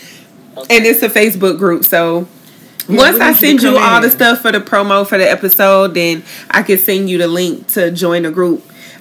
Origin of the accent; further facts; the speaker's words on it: Tallahassee, Florida, United States; moved away as an adult; now in Tampa, United States; I want to say my hometown is Tallahassee. I moved to Tampa about 4 years ago.